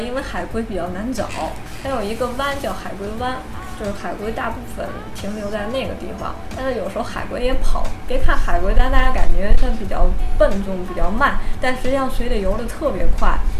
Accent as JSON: {"language": "Chinese", "country": "China", "said": "我其实中国人喜欢自己带"}